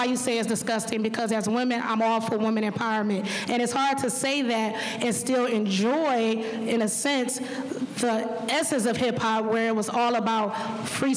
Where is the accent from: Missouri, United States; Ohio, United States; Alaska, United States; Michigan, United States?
Michigan, United States; Detroit; I grew up in Detroit, Michigan